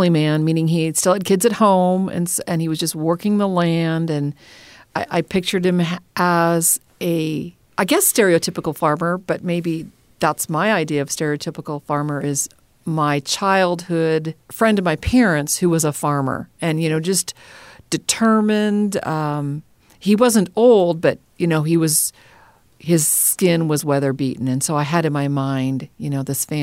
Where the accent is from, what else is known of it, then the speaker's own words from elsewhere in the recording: Minnesota, United States; I was born and raised in Minnesota, and there's an expression in Minnesota, Minnesota nice.